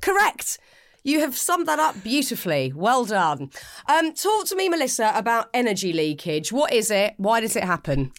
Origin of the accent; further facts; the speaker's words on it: United Kingdom; I'm British and I have spent the last forty-one years m, mainly in the U K